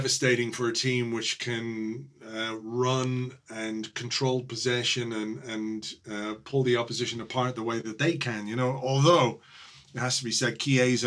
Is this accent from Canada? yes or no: no; Ireland; As an Irish guy